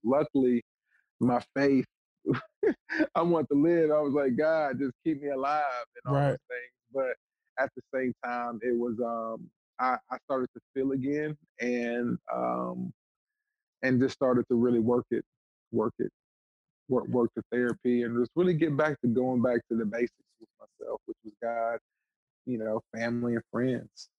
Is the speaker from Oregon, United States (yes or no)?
no; Watkinsville, Georgia, United States; now in Michigan, United States; I'm African American male, born in Watkinsville, Georgia. That's a small country town outside of Athens, Georgia